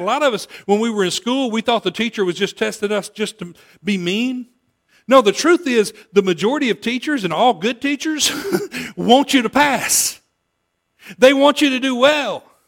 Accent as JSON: {"language": "English", "town": "Olive Branch", "region": "Mississippi", "country": "United States", "tie": "born or raised there", "moved": "yes", "said": "I grew up in Olive Branch, moved away, came back a few times"}